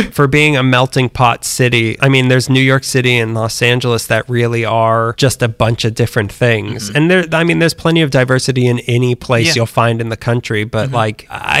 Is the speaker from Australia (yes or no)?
yes; Australia; I found, and now I'm giving my secrets away, if I made my accent a little more Aussie so I wasn't confused for being British